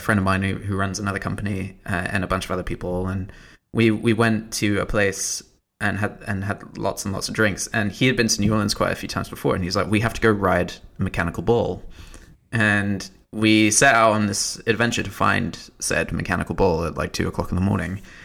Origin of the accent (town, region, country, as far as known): United Kingdom